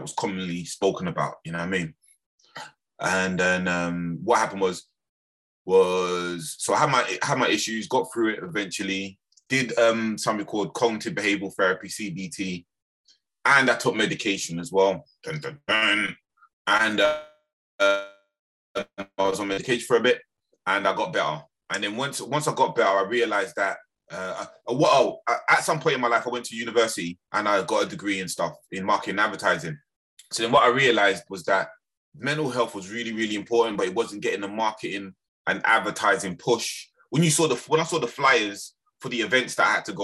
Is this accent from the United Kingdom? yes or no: yes; London, United Kingdom; also born or lived in Birmingham / Lewisham; I was born in Birmingham, the West Midlands. It's got a strong Jamaican community there, but I was actually raised in London, in Lambeth.